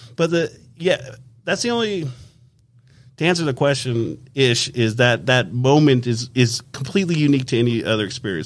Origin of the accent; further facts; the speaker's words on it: Las Vegas, Nevada, United States; when we grew up in Las Vegas